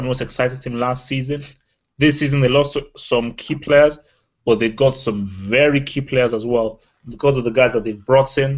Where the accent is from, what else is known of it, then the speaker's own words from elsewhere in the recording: Nigeria; moved away; as a Nigerian and as an African